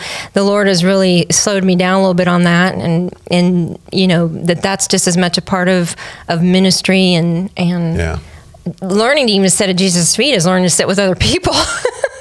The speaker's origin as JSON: {"language": "English", "town": "Glendale", "region": "Arizona", "country": "United States", "tie": "born or raised there", "also_born_or_lived": "Northern California", "moved": "as an adult", "lives_now": "Texas, United States", "said": "Nobody knew about Glendale till a football stadium was there, but that's where I grew up and went to school"}